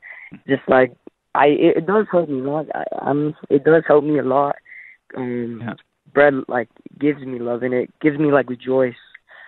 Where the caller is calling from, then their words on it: Farmington, New Mexico, United States; Yeah, well, I'm calling in from Farmington, New Mexico